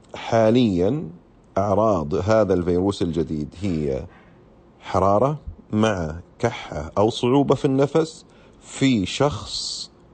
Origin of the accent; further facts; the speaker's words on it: Saudi Arabia; عندنا هنا في السعودية